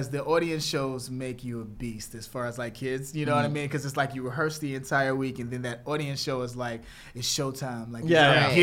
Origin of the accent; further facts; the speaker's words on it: Chicago, Illinois, United States; moved away; I'm from Chicago